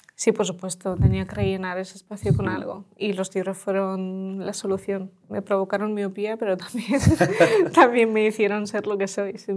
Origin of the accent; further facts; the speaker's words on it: Los Alcázares, Region of Murcia, Spain; Spanish is a second language; also born or lived in Tokmak, Ukraine; Los Alcázares, es un pueblo de Murcia